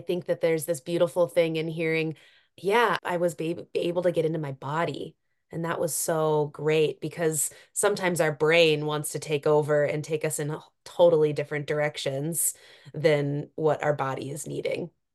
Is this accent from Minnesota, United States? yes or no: yes; Cook County, Minnesota, United States; growing up in Cook County as, you know, a teenager